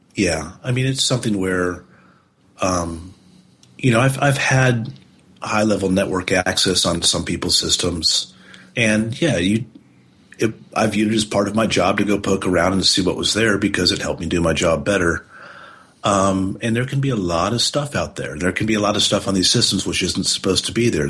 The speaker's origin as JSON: {"language": "English", "country": "United States", "said": "as an American"}